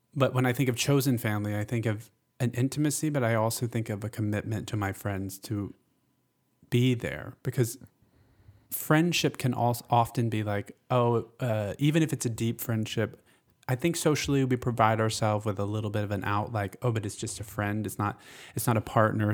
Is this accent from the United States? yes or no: yes; Gainesville, Georgia, United States; Born and raised in North Georgia